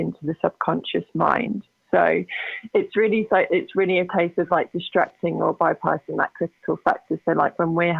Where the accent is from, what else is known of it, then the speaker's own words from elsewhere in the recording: England, United Kingdom; accent: British; moved away as an adult; now in Calgary, Canada; I'm from England originally. I actually presently live in Calgary, Alberta, so I'm in Canada now